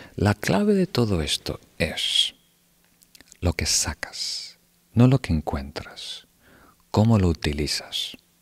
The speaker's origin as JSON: {"language": "Spanish", "country": "Uruguay", "tie": "born or raised there", "said": "Yo nací en Uruguay"}